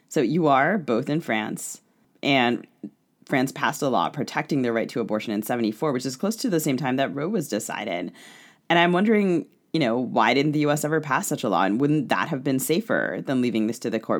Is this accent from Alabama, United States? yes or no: no; Maryland, United States; I grew up in Maryland